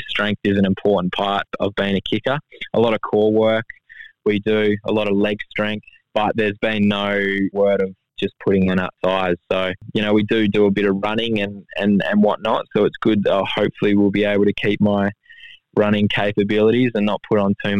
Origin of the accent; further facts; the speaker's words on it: Busselton, Western Australia, Australia; I grew up in Busselton